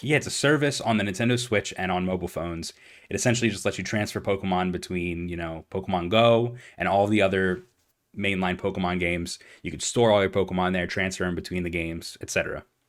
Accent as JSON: {"language": "English", "town": "Philadelphia", "region": "Pennsylvania", "country": "United States", "said": "we're from Philadelphia"}